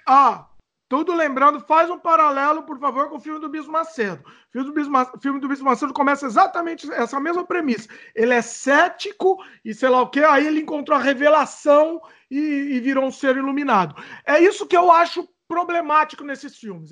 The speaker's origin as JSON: {"language": "Portuguese", "country": "Brazil", "moved": "yes", "lives_now": "Canada", "said": "a gente é brasileiro"}